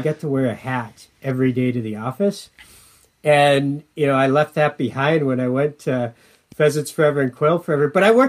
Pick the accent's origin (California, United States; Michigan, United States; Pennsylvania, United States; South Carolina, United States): Michigan, United States; Escanaba; moved away as an adult; now in Minnesota, United States; my hometown is named Escanaba, and everybody that grows up in Escanaba, Michigan, calls my hometown Esky.